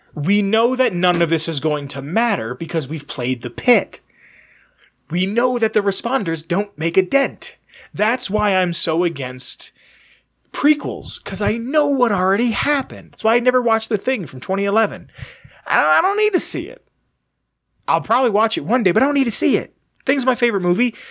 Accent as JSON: {"language": "English", "region": "Pennsylvania", "country": "United States", "tie": "born or raised there", "said": "go back to my home state of Pennsylvania"}